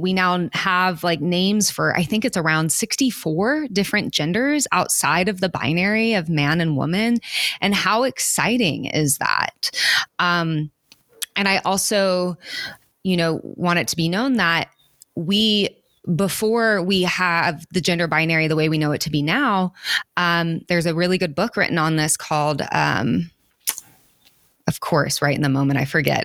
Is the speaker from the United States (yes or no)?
yes; Oklahoma, United States; moved away; I grew up in Oklahoma and people who are different in any way have to leave to survive